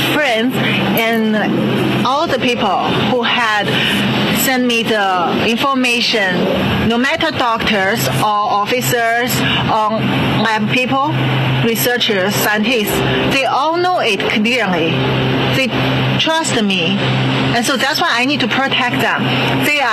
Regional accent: Qingdao, Shandong, China; moved away as an adult; also born or lived in Hong Kong; now in United States; went to my hometown Qingdao

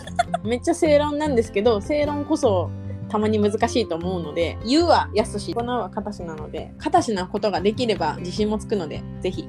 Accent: Japan; moved away; also born or lived in Tokyo; 地方出身なのであの地元に帰って友達とかと会って話す

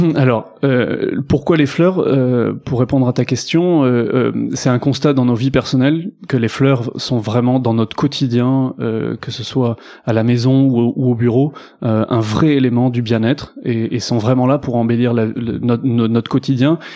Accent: Bordeaux, Nouvelle-Aquitaine, France; je suis bordelais d'origine

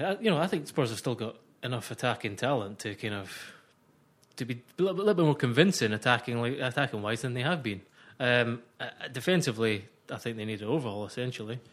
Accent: Scotland, United Kingdom; accent: Scottish; I'm a Scotsman. You'll hear that by my voice

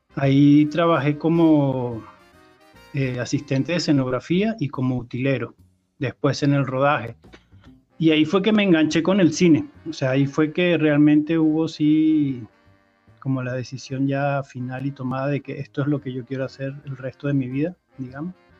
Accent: Barcelona, Catalonia, Spain; moved away as an adult; also born or lived in Montevideo, Uruguay / Brazil; now in Caracas, Venezuela; yo crecí, digamos, en Barcelona, España desde los cinco años más o menos

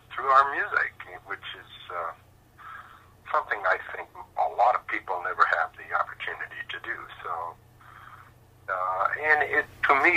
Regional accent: Regina, Saskatchewan, Canada; moved away as an adult; also born or lived in Calgary, Alberta; I was born in Regina, Saskatchewan. And I lived there for, about the first 30-some years of my life before moving to Calgary

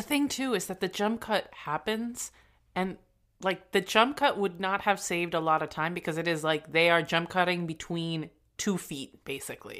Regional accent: New York, United States; I'm a New Yorker

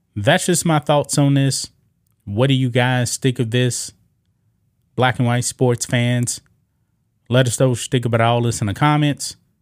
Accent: United States; I'm an American

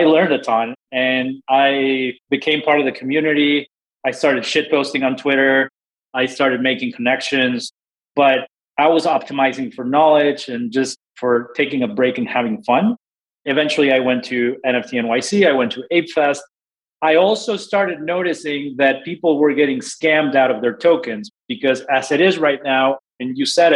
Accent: Mexico City, Mexico; also born or lived in Houston, Texas; now in Austin, United States; I'm originally from Mexico City, but I've been in the States

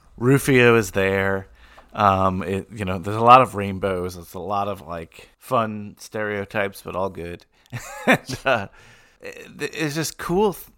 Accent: Bergen County, New Jersey, United States; growing up in Bergen County, just outside New York

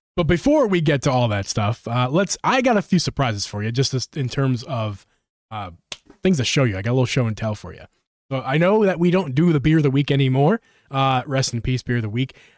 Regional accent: Philadelphia, Pennsylvania, United States; my home, my home state, home city

